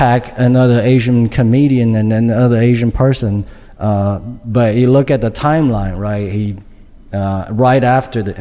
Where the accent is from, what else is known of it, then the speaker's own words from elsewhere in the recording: China; English is a second language; moved away as an adult; now in United States; I am an immigrant from China. I came here to do, you know, to go to college, to get a job